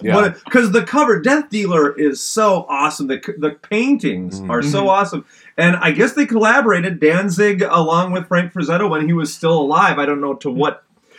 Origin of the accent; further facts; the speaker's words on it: Canada; Maybe it's because I'm Canadian, but anyone out there know which one I'm talking about?